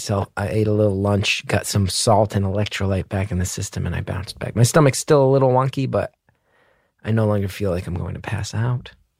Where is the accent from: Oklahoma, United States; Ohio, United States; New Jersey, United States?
New Jersey, United States; I'm from New Jersey.